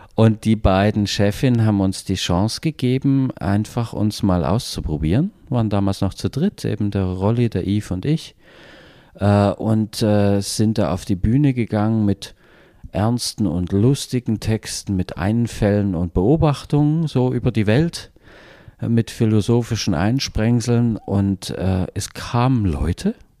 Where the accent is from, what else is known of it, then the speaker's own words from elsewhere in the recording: Chemnitz, Saxony, Germany; Uni Chemnitz, äh, wo ich aufgewachsen bin